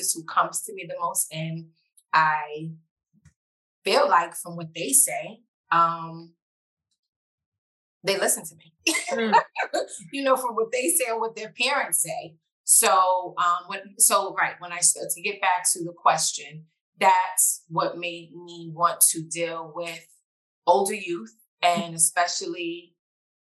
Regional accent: New York City, New York, United States; I am a New Yorker. I am from the Bronx

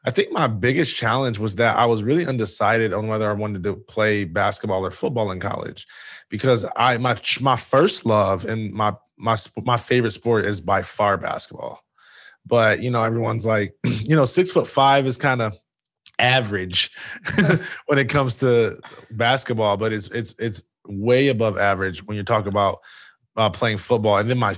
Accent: Jackson, Michigan, United States; I'm originally from Jackson, Michigan.

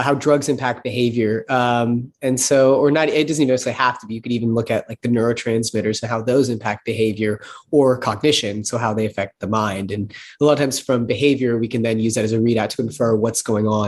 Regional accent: Texas, United States; I grew up in Texas

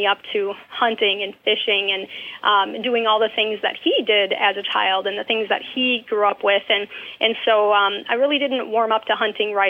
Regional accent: La Crosse, Wisconsin, United States; I was born and raised in La Crosse, Wisconsin

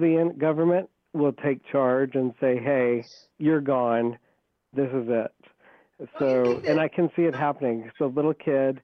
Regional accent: Iowa, United States; moved away; Iowa is my home state

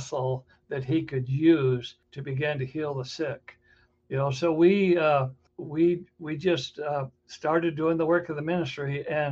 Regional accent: Redding, California, United States; moved away as an adult; now in Spokane, United States; my wife and I grew up in Redding, California.

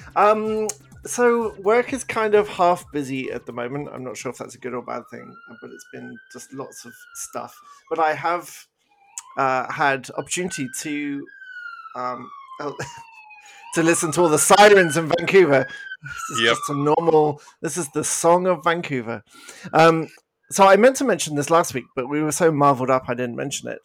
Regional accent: United Kingdom; accent: British; now in Canada; I'm British, as you may have picked up from my accent

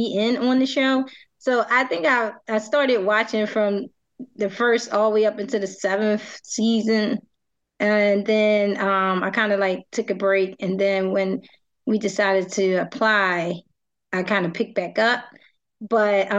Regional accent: Philadelphia, Pennsylvania, United States; I am from Philadelphia

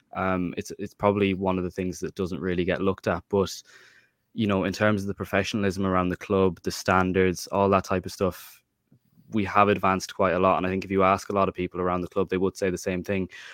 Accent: Mayo, Connacht, Ireland; I'm from Mayo

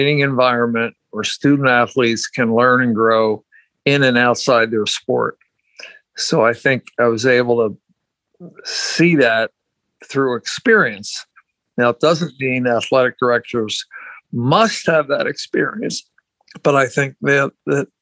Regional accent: Philadelphia, Pennsylvania, United States; I'm from Philadelphia and then went to St. Joe's

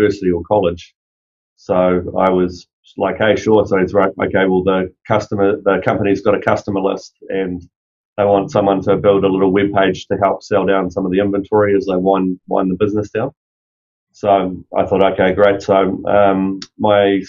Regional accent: New Zealand; moved away; So I'm from New Zealand originally

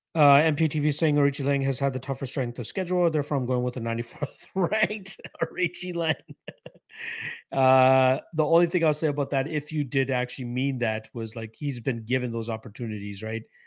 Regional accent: Toronto, Ontario, Canada; I'm from Toronto, so not too far

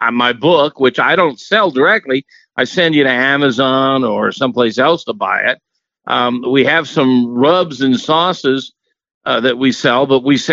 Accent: Central Florida, United States; I was raised in Central Florida, which is a suburb of Georgia

